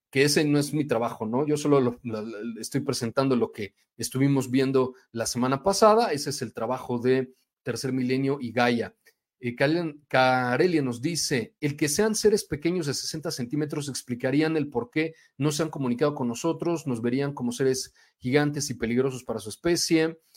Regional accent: Mexico; Y lo más triste es que nosotros mismos como mexicanos, en vez de apoyar y sentir orgullo, nos tenemos que atacar.

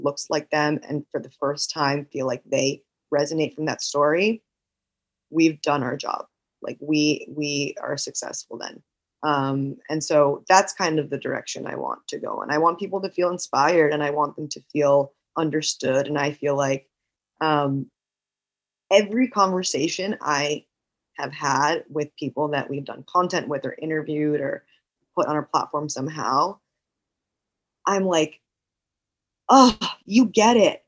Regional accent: New York, United States; I grew up in New York.

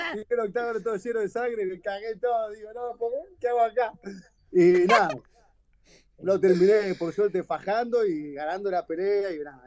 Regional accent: Argentina; moved away as an adult; also born or lived in Florianópolis, Brazil; como argentino

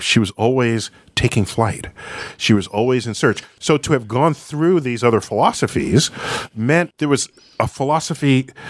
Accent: New York City, New York, United States; Pelham Bay, cool. So your first night sky would have been the same as my first night sky.

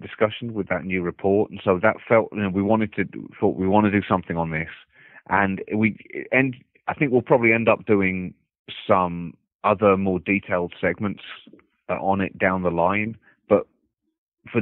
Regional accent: United Kingdom; moved away as an adult; now in United States; me as a British person

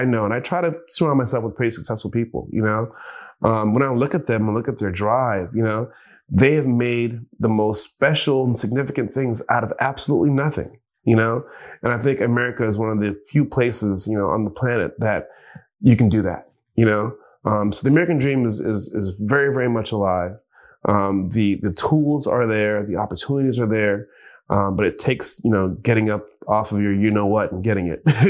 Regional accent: Jamaica; But it wasn't before long that I started appreciating just living, you know, being Jamaican, just living and appreciating the smaller things

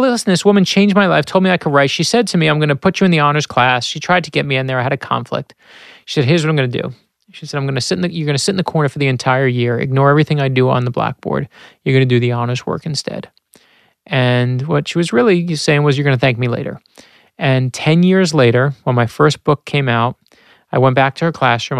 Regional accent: New York City, New York, United States; My, my, my family struggled with money when I was growing up in Brooklyn

